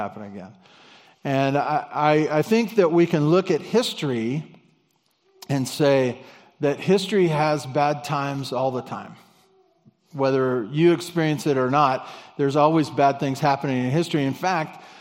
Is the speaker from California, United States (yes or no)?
yes; Santa Barbara, California, United States; my grandparents that I grew up with in Santa Barbara